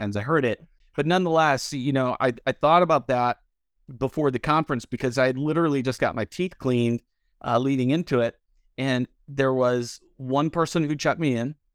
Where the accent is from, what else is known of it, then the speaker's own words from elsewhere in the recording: Detroit, Michigan, United States; moved away; also born or lived in Louisville; I grew up in Detroit